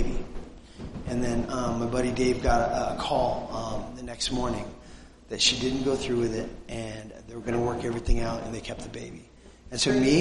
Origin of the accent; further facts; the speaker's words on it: Southern California, United States; we come from Southern California, the People's Republic of California